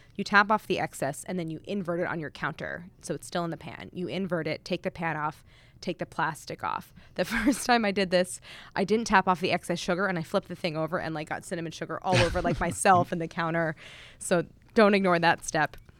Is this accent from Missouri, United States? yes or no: yes; St. Louis, Missouri, United States; I grew up in Saint Louis